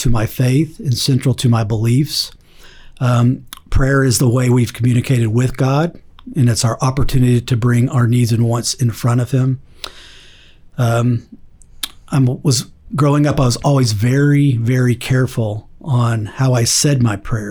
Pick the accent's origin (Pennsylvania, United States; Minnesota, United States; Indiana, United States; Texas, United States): Texas, United States; Dallas; I was born and raised here in Dallas.